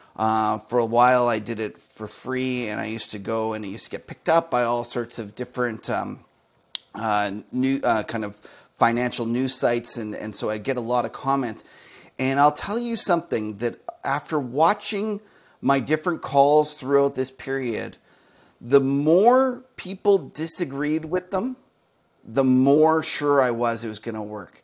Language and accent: English; Canada; Here in Canada, where I'm Canadian